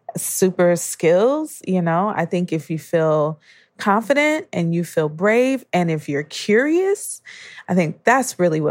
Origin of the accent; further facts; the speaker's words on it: Detroit, Michigan, United States; also born or lived in New York; now in Boston, United States; I'm from Detroit, Michigan. I'm a New York native before coming to Boston.